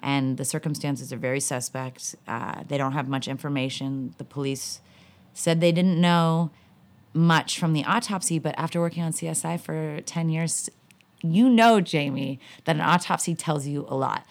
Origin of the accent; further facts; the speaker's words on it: Southern California, United States; Growing up in Southern California